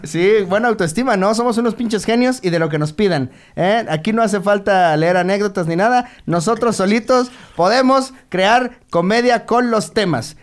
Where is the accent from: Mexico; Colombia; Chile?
Mexico